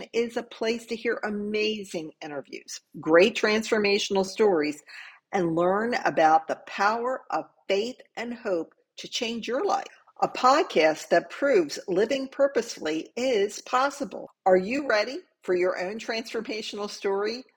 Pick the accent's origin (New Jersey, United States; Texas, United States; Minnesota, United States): New Jersey, United States; Camden; I was born in Camden